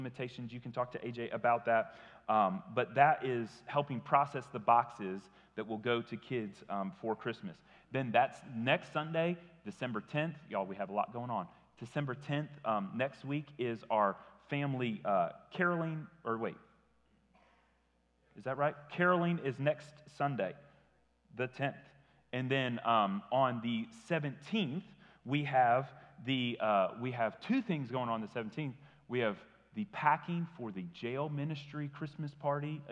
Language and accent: English; Tennessee, United States; I grew up in Tennessee, but my family always lived in Indiana